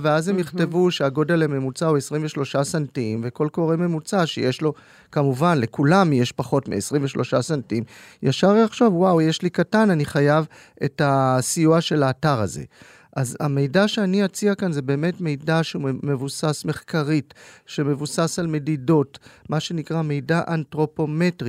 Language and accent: Hebrew; Tel Aviv, Tel Aviv District, Israel; אני בוגר אוניברסיטת תל אביב, העיר שבה גדלתי ולמדתי